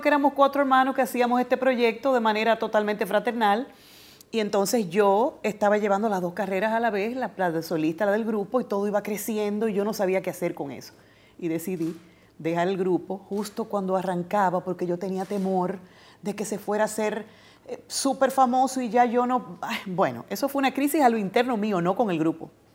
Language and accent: Spanish; Dominican Republic; como dominicana me siento más que satisfecha